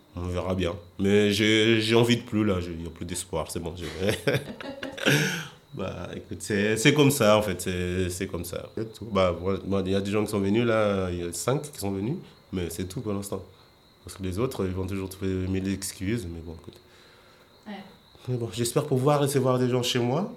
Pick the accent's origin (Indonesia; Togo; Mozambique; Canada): Mozambique; moved away as an adult; now in Paris, France; ma vie, elle était bien en Mozambique